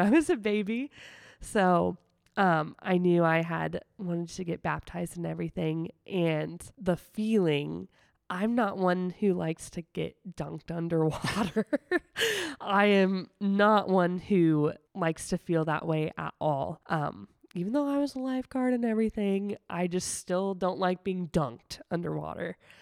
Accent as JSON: {"language": "English", "town": "Sigourney", "region": "Iowa", "country": "United States", "tie": "born or raised there", "also_born_or_lived": "West Des Moines, Iowa", "moved": "as an adult", "lives_now": "Indianola, United States", "said": "I'm actually from a really small town in southeastern Iowa called Sigourney"}